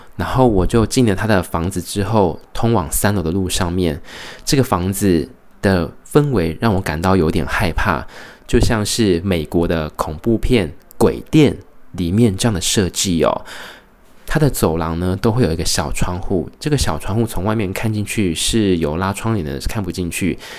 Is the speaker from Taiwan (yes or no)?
yes; Taiwan; now in Brisbane, Australia; 觉得身为台湾人，一定要礼尚往来